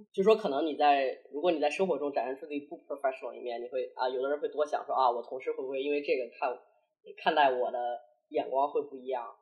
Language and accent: Chinese; China; moved away as an adult; now in Hong Kong, China; 这个土生土长的中国人，这一点从来没有改变过